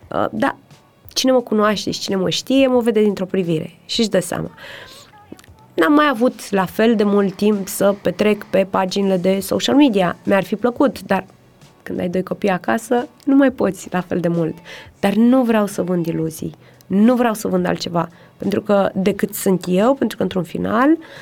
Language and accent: Romanian; Romania; moved away; also born or lived in United States; suntem români